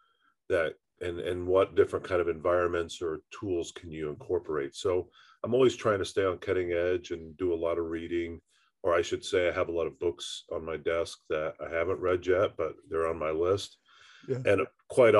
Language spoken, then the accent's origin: English; Indiana, United States; being a Hoosier by birth and growing up in Indiana